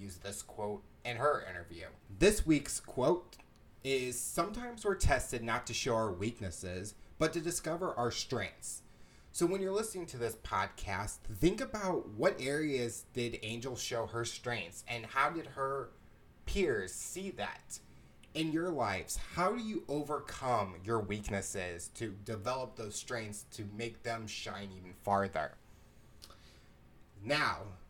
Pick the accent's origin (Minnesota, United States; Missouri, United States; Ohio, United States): Missouri, United States; St. Louis; I'm from St. Louis